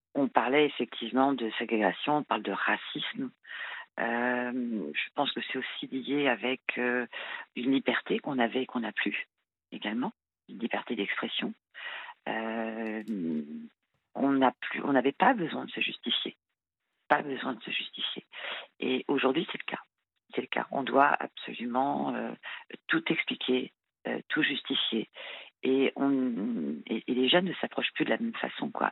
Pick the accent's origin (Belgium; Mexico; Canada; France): France; je suis française, hein, née, en France, euh, issue d'un parent, d'un père français et d'une mère marocaine.